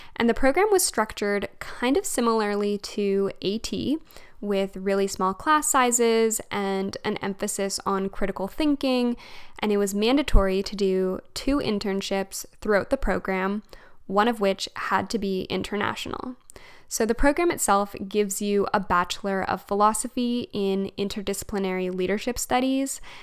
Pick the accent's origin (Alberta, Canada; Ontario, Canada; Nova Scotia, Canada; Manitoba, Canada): Alberta, Canada; moved away as an adult; also born or lived in Fredericton, New Brunswick / Montreal; now in Calgary, Canada; I'm actually from Alberta and I grew up in Alberta